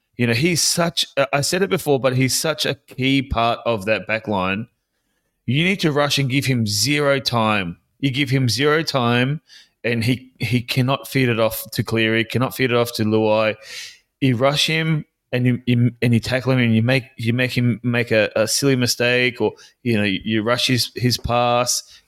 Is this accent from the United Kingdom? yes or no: no; Queensland, Australia; as a Queenslander